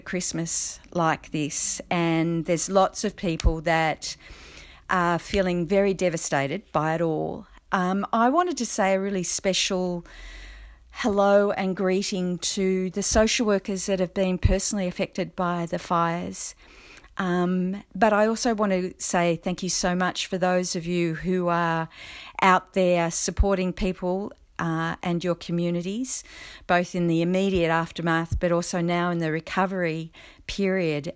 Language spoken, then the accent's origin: English; New South Wales, Australia; in my home state of New South Wales